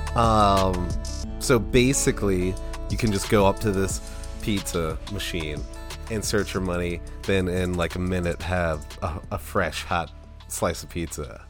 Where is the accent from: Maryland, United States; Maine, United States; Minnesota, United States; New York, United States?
Maryland, United States; Towson; I'm from Towson